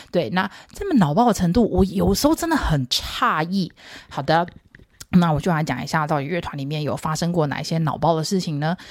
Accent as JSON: {"language": "Chinese", "country": "Taiwan", "said": "我们中国人，台湾人"}